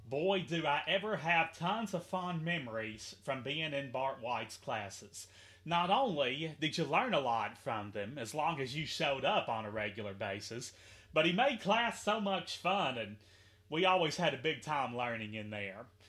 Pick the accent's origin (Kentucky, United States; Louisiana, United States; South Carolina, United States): Kentucky, United States; Henderson; a teacher here in my hometown of Henderson, Kentucky